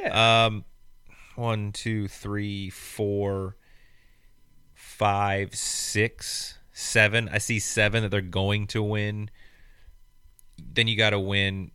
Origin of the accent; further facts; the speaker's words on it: Bowling Green, Kentucky, United States; Bowling Green, Kentucky. Shout out. That's my hometown